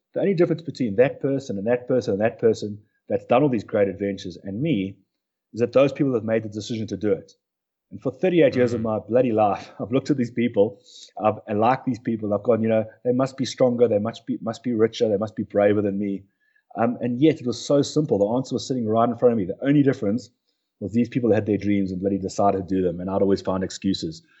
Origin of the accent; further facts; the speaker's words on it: Durban, KwaZulu-Natal, South Africa; also born or lived in Cape Town; I was born just outside the, the city of Durban